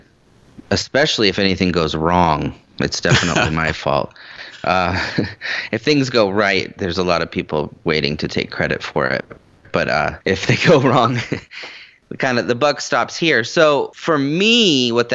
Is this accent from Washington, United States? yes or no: yes; the Northwest, Washington, United States; moved away as an adult; now in Nashville, United States; I've been doing Seattle my whole life, at least the area. I grew up in the Northwest